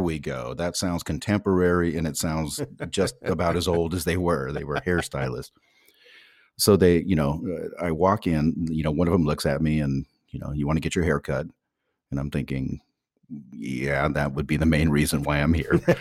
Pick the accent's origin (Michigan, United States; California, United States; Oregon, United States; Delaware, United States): California, United States; San Francisco; now in Sweden; "Oh, San Francisco."